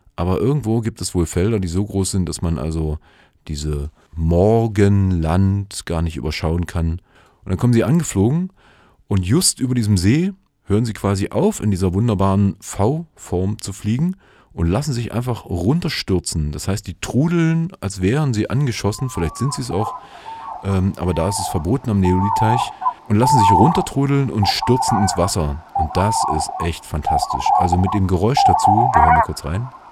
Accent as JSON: {"language": "German", "country": "Germany", "said": "hier bei uns in Deutschland"}